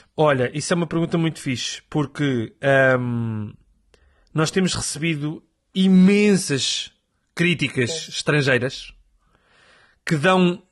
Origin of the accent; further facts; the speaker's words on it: Coimbra, Centro, Portugal; porque eu sou de Coimbra, não sou de Lisboa